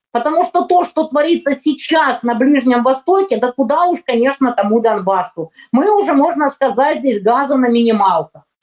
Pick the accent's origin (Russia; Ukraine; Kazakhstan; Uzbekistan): Ukraine; also born or lived in Donbas; я украинка